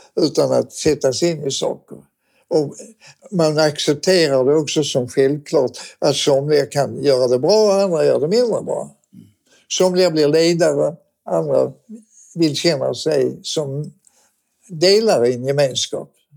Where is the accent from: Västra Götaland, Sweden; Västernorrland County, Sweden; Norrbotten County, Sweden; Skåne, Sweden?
Skåne, Sweden; Malmö; jag är född och uppvuxen i Malmö